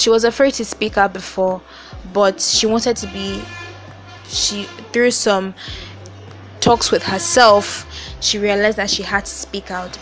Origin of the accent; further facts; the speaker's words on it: Nigeria; I I live in Nigeria. I am Nigerian. I stay in a country where 90% of the people are black